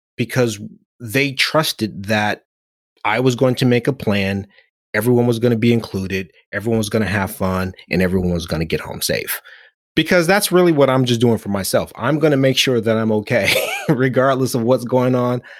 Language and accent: English; Oakland, California, United States; growing up in Oakland, having a name that meant the most compassionate